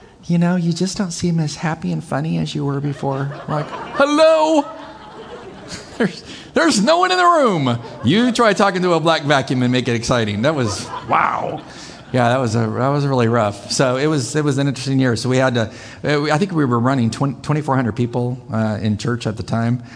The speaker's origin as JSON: {"language": "English", "country": "United States", "said": "as an American, as a Christian, as a conservative"}